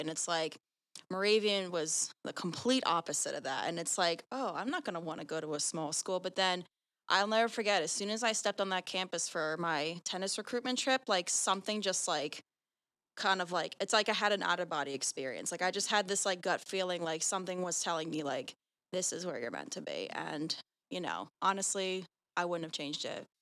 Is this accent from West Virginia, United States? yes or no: no; Sewell, New Jersey, United States; I'm from Sewell, New Jersey